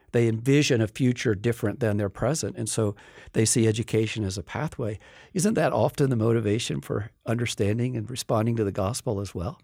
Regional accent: Appalachia, West Virginia, United States; moved away; I grew up in Appalachia, in West Virginia

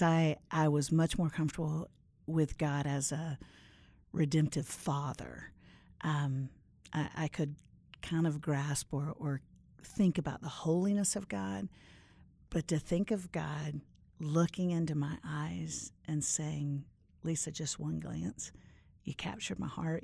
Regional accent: Orlando, Florida, United States; moved away as an adult; also born or lived in Nashville, Tennessee; I grew up in Orlando

